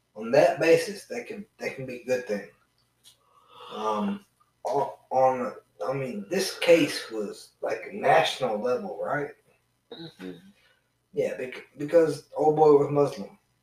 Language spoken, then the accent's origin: English; Georgia, United States; coming from the the southern states, born and raised in Georgia